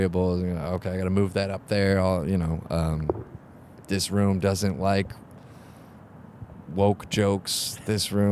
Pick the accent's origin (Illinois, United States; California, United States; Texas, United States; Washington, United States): California, United States; San Diego; moved away as an adult; now in Portland, United States; I grew up in San Diego